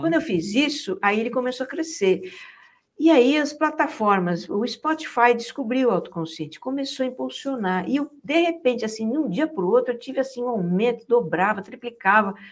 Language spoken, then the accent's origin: Portuguese; São Paulo, Brazil; moved away as an adult; a gente nasci em São Paulo, até que brinquei muito na rua também, muito nos matos, nos terrenos baldios lá